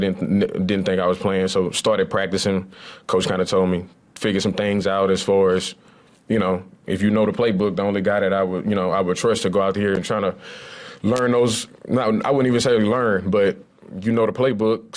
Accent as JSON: {"language": "English", "town": "Lafayette", "region": "Louisiana", "country": "United States", "tie": "born or raised there", "moved": "yes", "said": "I grew up in Lafayette, Louisiana"}